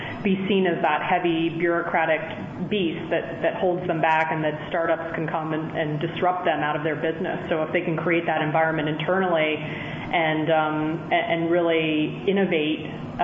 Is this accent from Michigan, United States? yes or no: no; South Carolina, United States; I grew up, was born and raised in South Carolina, and I was well aware of all the stereotypes that come along with that, you know, coming into Penn. I still had a bit of an accent back then.